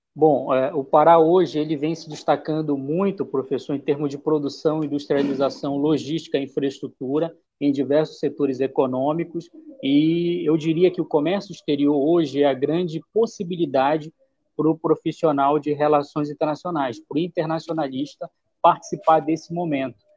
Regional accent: Belém, Pará, Brazil; also born or lived in Marabá; onde eu nasci, né, de Belém, da região metropolitana

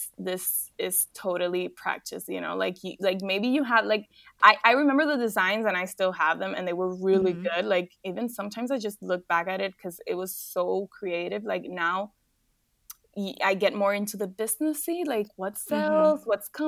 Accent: Dominican Republic; moved away as an adult; also born or lived in Paris; I'm from Dominican Republic

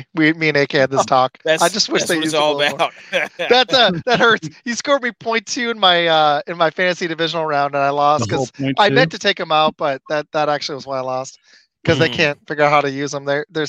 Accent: Michigan, United States; Because I'm a Michigan guy. I'm from Michigan, if y'all didn't know that.

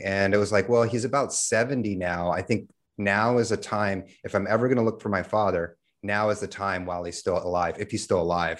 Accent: New York, United States; also born or lived in California / Texas; So I'm originally from the States. I grew up in New York, lived all over the States from California to Texas, went to high school in Texas

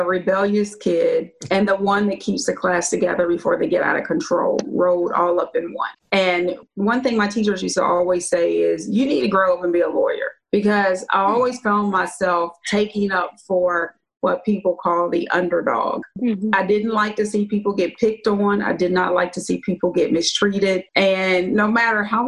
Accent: Luray, Virginia, United States; I was born in Virginia in a little town called Luray, Virginia.

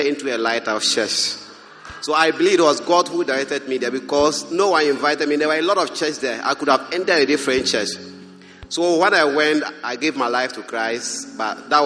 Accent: Bangatanga, Upper East, Ghana; Growing up in the Upper East region, Bangatanga in particular, I was initiated into idols from birth

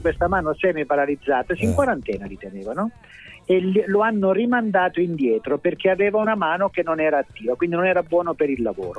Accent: Calabria, Italy; io sono calabrese, so grasso, so giornalista

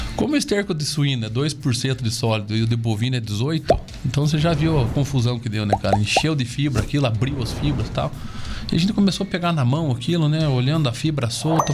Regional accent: Castro, Paraná, Brazil; also born or lived in Ponta Grossa; eu moro em Castro minha vida toda, né? Estudei nas escolas de Castro, meus amigos são aqui de Castro

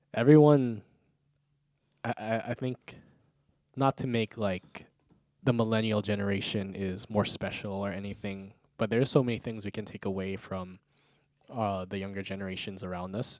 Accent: Outer Island, Hawaii, United States; moved away; I'm from the Outer Island, and coming here for college

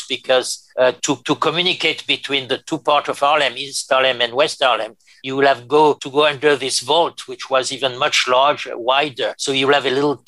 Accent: France; accent: French; English is a second language; moved away as an adult; also born or lived in Paris, France / New York, United States; my French accent

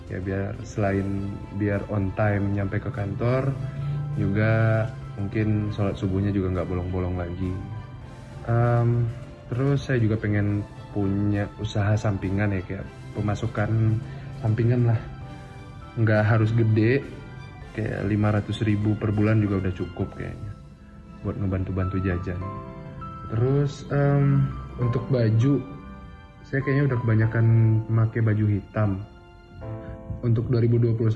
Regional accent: Banjarbaru, South Kalimantan, Indonesia; Umur 28 tahun, kota asal Banjarmasin. Ya walaupun saya dari Banjarbaru ya boleh lah ya bilang dari Banjarmasin ya kan.

